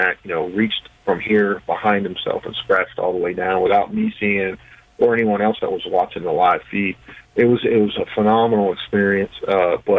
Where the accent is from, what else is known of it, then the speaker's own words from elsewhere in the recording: West Virginia, United States; my home state of West Virginia